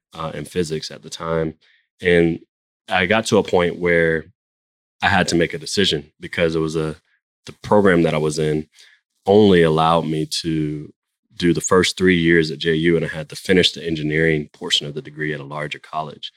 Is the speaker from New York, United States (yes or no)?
no; Jacksonville, Florida, United States; now in Atlanta, United States; I grew up in Jacksonville, Florida